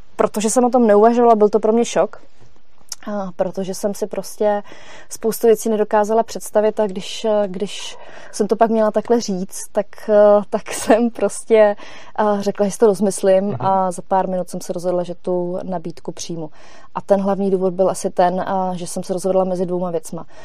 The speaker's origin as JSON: {"language": "Czech", "country": "Czechia", "also_born_or_lived": "Germany / Frankfurt", "moved": "as an adult", "said": "jsem se vrátila z Německa zpátky do Čech"}